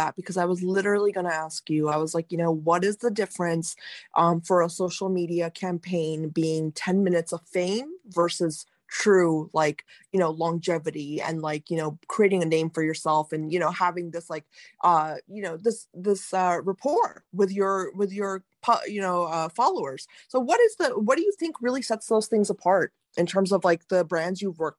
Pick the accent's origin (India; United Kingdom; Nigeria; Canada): India; listen, as an Indian woman, I'm telling you, like, you are one of the only real Indian women I've seen on social media.